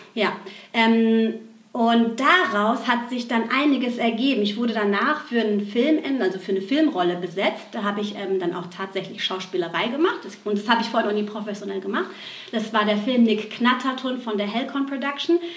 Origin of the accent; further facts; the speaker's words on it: Aschaffenburg, Bavaria, Germany; geboren in Aschaffenburg, in so einer ganz kleinen Ortschaft in Bayern